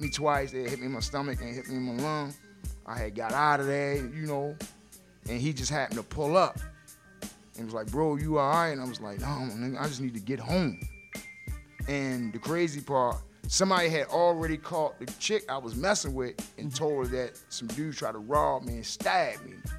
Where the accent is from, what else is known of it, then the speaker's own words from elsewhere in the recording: Baltimore, Maryland, United States; I grew up in West Baltimore